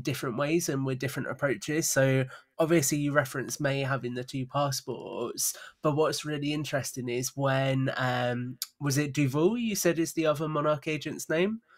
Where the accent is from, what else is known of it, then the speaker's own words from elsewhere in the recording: United Kingdom; we're both British